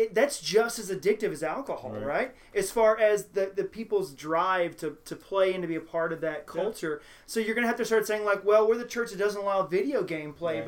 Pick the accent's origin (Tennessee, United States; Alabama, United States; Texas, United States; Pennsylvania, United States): Texas, United States; Houston; now in Cincinnati, United States; I moved to Cincinnati from the Deep South. I always joke, people are like, oh, you're from Kentucky? No. I'm from the Deep South. We moved from Houston.